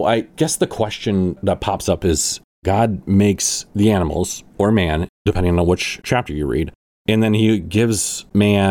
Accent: Midwest, United States; I grew up in the Midwest

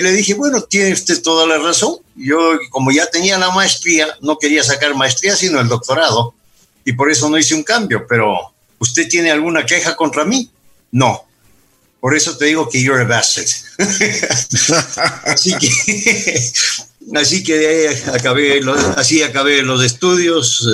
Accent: Quito, Pichincha, Ecuador; Yo soy nacido en Quito. Mis padres eh, fueron eh, emigrantes europeos por razón de la Segunda Guerra Mundial y, y, se conocieron acá. Entonces, yo nací en el año 48 del siglo pasado aquí en Quito.

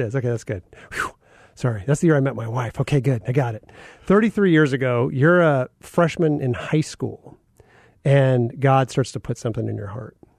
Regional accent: Phoenix, Arizona, United States; growing up in North Central Phoenix

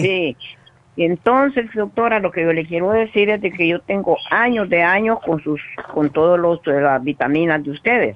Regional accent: El Salvador; nosotros somos salvadoreños

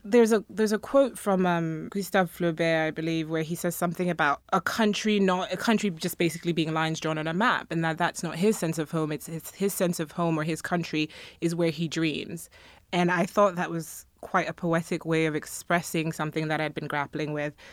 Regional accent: Ghana; now in United States; I come from Ghana, so I grew up as a majority

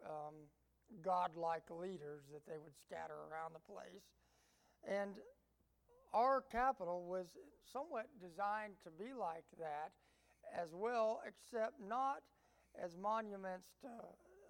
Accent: Appalachia, United States; also born or lived in Georgia; I like to refer myself as an Appalachian American.

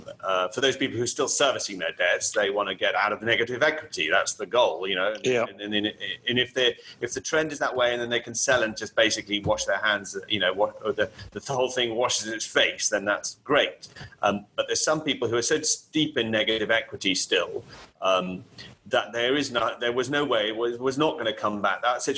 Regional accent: Kenya; now in Barcelona, Spain; I mean, I was born in Kenya. I grew up in Africa, and always through in a, you know, British or British educational system. My mother is English, and so, but I've always been an expat.

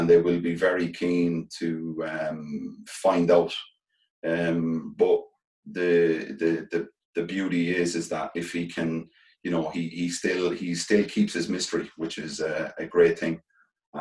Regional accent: Ireland; being Irish players, we just love playing for Ireland

